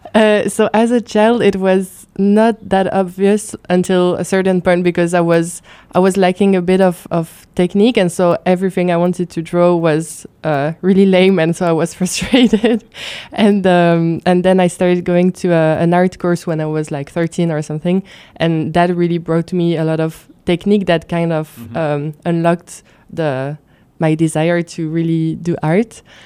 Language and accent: English; Luxembourg; also born or lived in France; I've been living growing up in Luxembourg